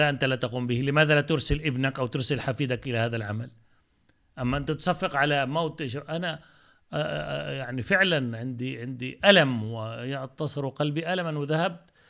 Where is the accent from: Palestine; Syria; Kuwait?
Palestine; أنا {S0} مسلم أه عربي فأنا فلسطيني آه، جزء لا يتجزأ من هذا الشعب هذا شعبي وهذه لغتي وأحمد الله سبحانه وتعالى أني ولدت, ولدت في بيت عربي فلسطيني